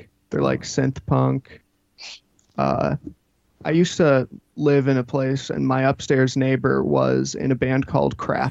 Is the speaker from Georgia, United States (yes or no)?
no; Worcester, Massachusetts, United States; I'm from Western Mass.